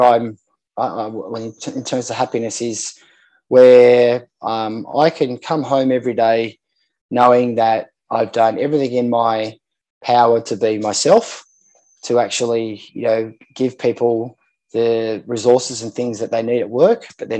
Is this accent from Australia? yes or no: yes; Sydney, New South Wales, Australia; I grew up in Manly. on Manly Beach here in Sydney